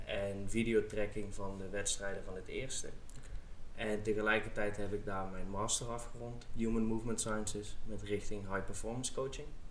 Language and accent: Dutch; South Limburg, Netherlands; moved away as an adult; also born or lived in Amsterdam / Heerlen; now in Herning, Denmark; ik ben opgegroeid in Zuid-Limburg